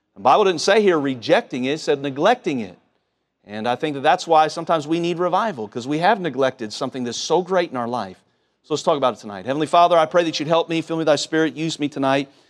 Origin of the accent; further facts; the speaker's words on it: Cincinnati, Ohio, United States; moved away; home growing up in Cincinnati